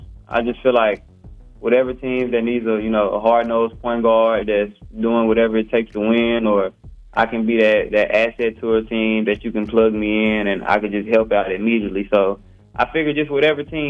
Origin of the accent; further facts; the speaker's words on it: Baton Rouge, Louisiana, United States; I'm from Baton Rouge, Louisiana